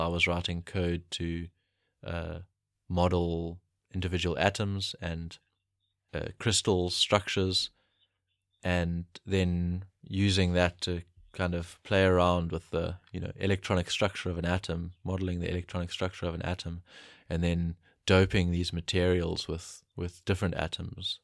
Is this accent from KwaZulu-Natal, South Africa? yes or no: yes; Pietermaritzburg, KwaZulu-Natal, South Africa; I grew up in Pietermaritzburg in KwaZulu-Natal.